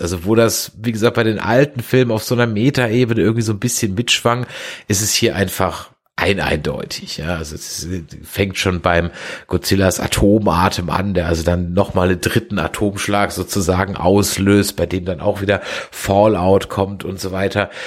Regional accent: Germany; als Deutscher

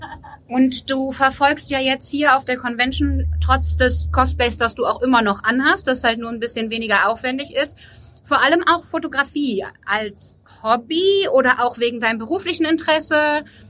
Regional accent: Cologne, North Rhine-Westphalia, Germany; wir sind auch kölsche Mädchen

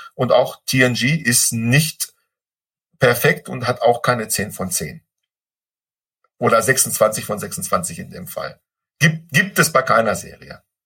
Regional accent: Ruhr area, North Rhine-Westphalia, Germany; ich bin aus dem Ruhrpott, ich darf Klopper sagen

